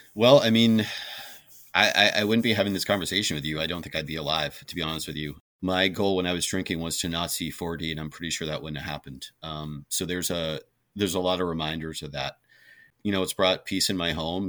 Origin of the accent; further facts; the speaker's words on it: Vermont, United States; moved away; growing up in Vermont